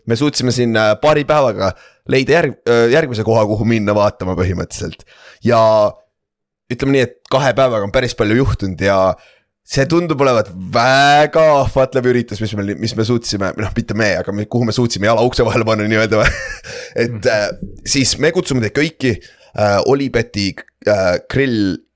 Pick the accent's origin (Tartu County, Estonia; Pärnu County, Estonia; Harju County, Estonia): Tartu County, Estonia; Tartu; mina kui tartlane küsin.